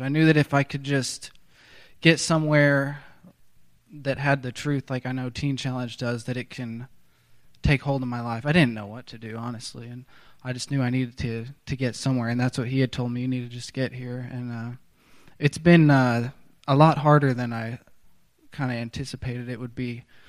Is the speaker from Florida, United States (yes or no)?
no; Tulsa, Oklahoma, United States; I'm from Tulsa, Oklahoma